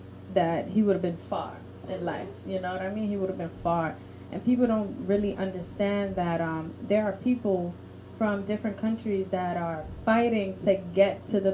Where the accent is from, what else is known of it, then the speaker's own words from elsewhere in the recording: Haiti; I'm from Haiti, I'm a vagabond, and this and that, I'm a gangster, I was a big gangster in Haiti